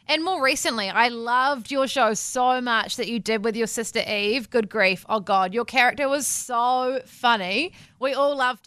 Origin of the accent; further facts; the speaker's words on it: Wellington, New Zealand; moved away; also born or lived in Christchurch; I'm from Wellington originally, but I studied in Christchurch